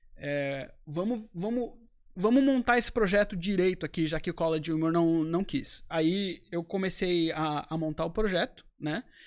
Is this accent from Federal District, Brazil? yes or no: no; Florianópolis, Santa Catarina, Brazil; moved away as an adult; also born or lived in United States; eu sou de Florianópolis, tive minha uhum. vida inteira aqui